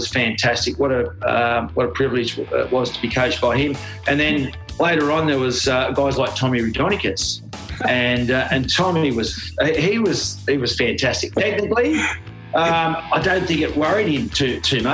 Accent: Australia; also born or lived in Gerringong; I'm Australian

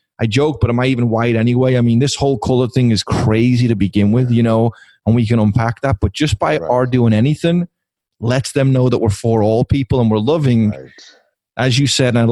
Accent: Liverpool, North West England, United Kingdom; accent: Scouse; now in United States; I grew up in Liverpool, England

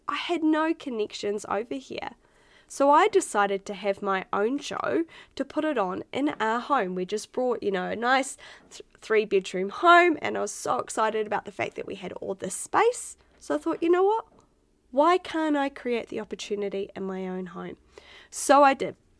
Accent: Otaki, Wellington, New Zealand; moved away as an adult; now in Australia; I was from Otaki back in New Zealand. We had like what 4,000 people in our hometown

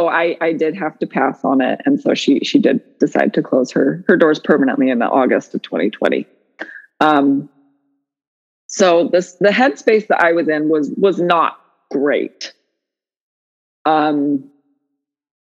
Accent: Utah, United States; now in Sequim, United States; We grew up in Utah.

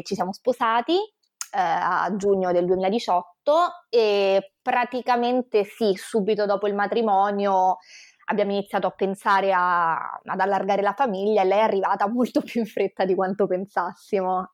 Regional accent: Rome, Lazio, Italy; born or raised there; moved away as an adult; now in Venice, Italy

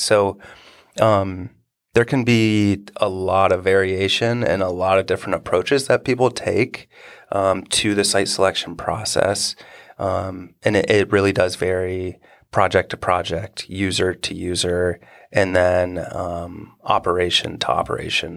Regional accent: Marysville, Ohio, United States; I grew up in Marysville and, you know, Honda came here in the eighties and set up.

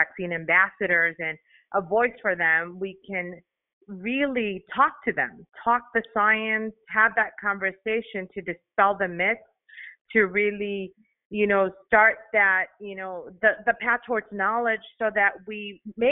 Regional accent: Chicago, Illinois, United States; first language Spanish; English is a second language; Chicago's my hometown

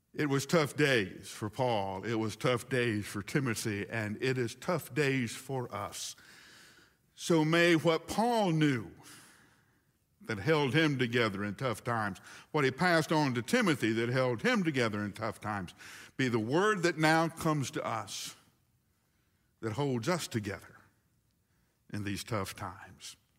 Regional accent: Huntsville, Alabama, United States; moved away as an adult; my hometown by an evening where seven tornadoes, count them, one, two, three, four, five, six, seven tornadoes hit Huntsville, Alabama

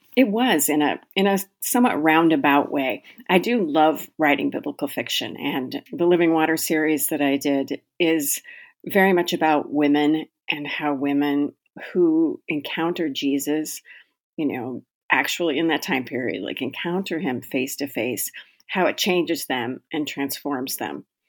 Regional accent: Pacific Northwest, United States; moved away as an adult; now in Minnesota, United States; I live in Minnesota, although I am originally from the Pacific Northwest. I moved out to Minnesota when I was very young, eighteen year old, and I've been here ever since

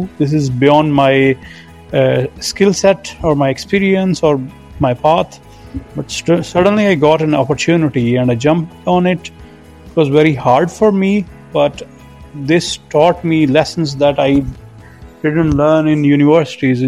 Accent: Pakistan; I'm from Pakistan

